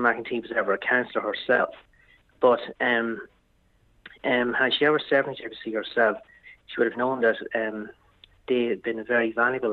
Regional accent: Dundalk, Leinster, Ireland; Dundalk, my hometown

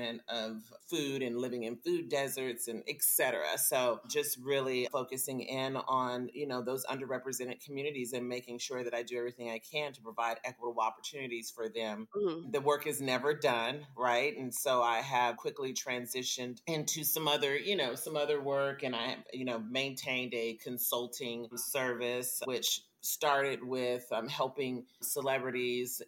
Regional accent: Las Vegas, Nevada, United States; also born or lived in Chicago, Illinois / Minneapolis, Minnesota; I was raised in Las Vegas, Nevada

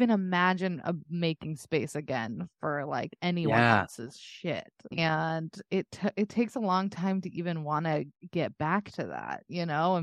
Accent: Texas, United States; As someone from Texas who like saw girls who went to college to get their MRS, you know what I mean?

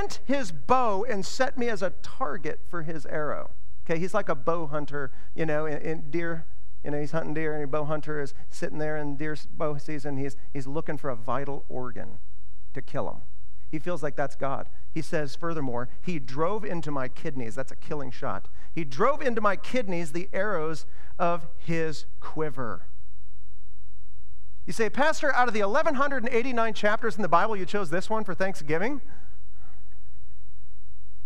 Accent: Iowa, United States; now in Ashland, United States; I grew up in Iowa where it's flat, and the roads are like straight

